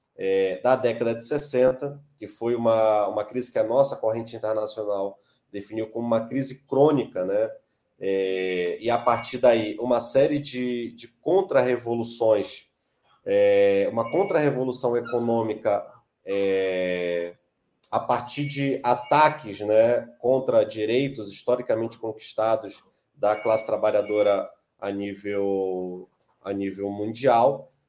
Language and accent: Portuguese; Belém, Pará, Brazil; eu sou de Belém do Pará